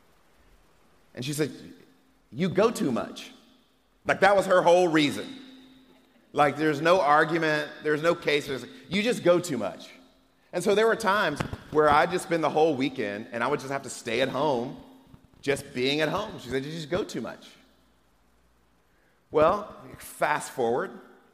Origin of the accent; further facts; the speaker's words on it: Atlanta, Georgia, United States; also born or lived in Moss Point, Mississippi; now in Texas, United States; when I was a kid growing up in Atlanta, Georgia